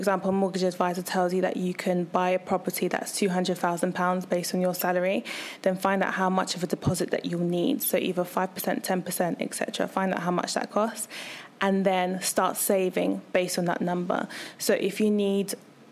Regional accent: London, United Kingdom; moved away as an adult; now in Bristol, United Kingdom; I am originally from London.

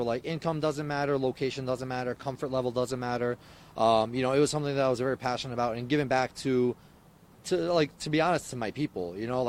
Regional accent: United States; I was raised in America, but I'm also fluent in Islamic culture and African culture

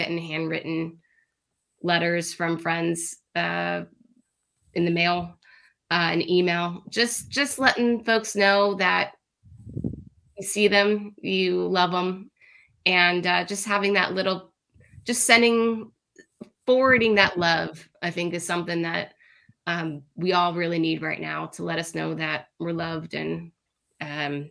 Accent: Miami, Florida, United States; I'm from Miami, Florida. That's where I'm originally from

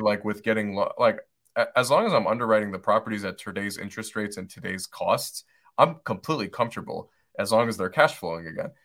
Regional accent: Detroit, Michigan, United States; moved away as an adult; now in Asheville, United States; where I grew up, where I grew up in Detroit, Michigan

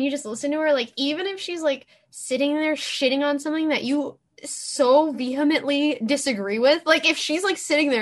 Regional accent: Los Angeles, California, United States; I'm from

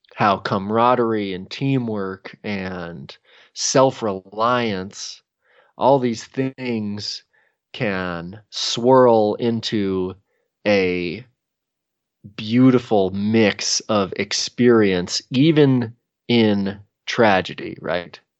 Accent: Redmond, Oregon, United States; also born or lived in Bend, Oregon; I grew up in Redmond, Oregon

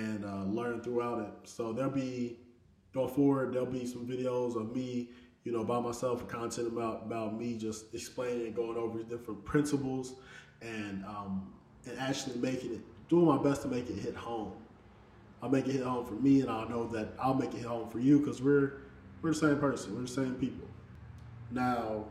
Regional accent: Indianapolis, Indiana, United States; I'm from Indianapolis, Indiana

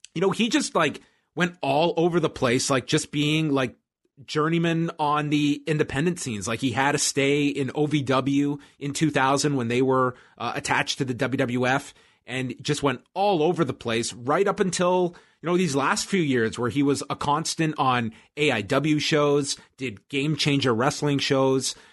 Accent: Canada; I'm semi-detached as a Canadian, but not completely

